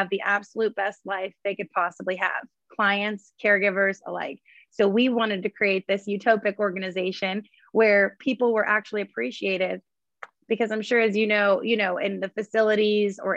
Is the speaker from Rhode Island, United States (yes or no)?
no; Columbiana County, Northeastern Ohio, United States; moved away as an adult; now in Pittsburgh, United States; I'm originally from Northeastern Ohio. I'm a farm kid, you know, country girl, We grew up on, you know, farmland